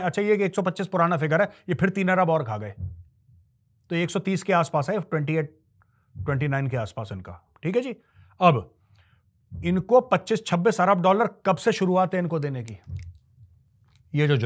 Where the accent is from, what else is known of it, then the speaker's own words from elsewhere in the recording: Jharkhand, India; मैं भी झारखंड से हूं और झारखंड में नई पॉलिटिकल पार्टीज की वजह से नेक्सलाइट हमेशा इंक्रीज हो गए हैं